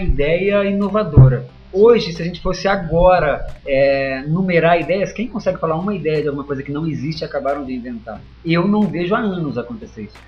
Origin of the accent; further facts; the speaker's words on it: Barretos, São Paulo, Brazil; moved away as an adult; now in Piracicaba, Brazil; eu sou de Barretos, foi onde tudo começou. É, até meus 17 anos